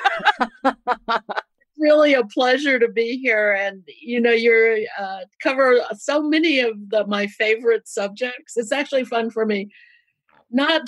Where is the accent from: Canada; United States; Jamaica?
United States; Louisiana and Georgia, the South; I grew up in the South in Louisiana and Georgia